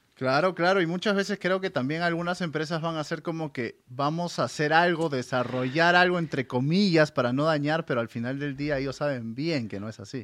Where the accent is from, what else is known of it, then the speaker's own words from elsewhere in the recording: Peru; yo soy del majestuoso Perú